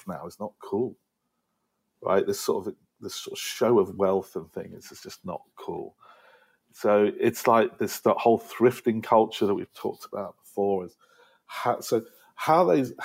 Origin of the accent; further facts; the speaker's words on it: United Kingdom; now in United States; as a Brit